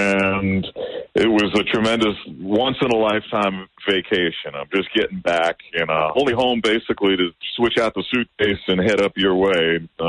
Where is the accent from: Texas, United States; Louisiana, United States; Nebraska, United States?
Louisiana, United States; New Orleans; growing up in New Orleans, we have all these influences around us constantly, musically.